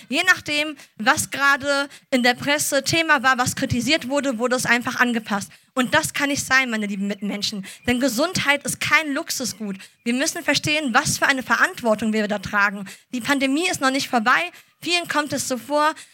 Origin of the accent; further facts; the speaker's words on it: Düsseldorf, North Rhine-Westphalia, Germany; born there; bin 28 Jahre alt, äh, gebürtige Düsseldorferin und Apothekerin von Beruf.